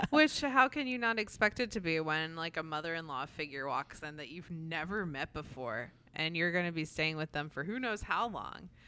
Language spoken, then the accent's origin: English; New Jersey, United States; now in South Carolina, United States; I grew up in New Jersey and then have lived here roughly, roughly half my life in each place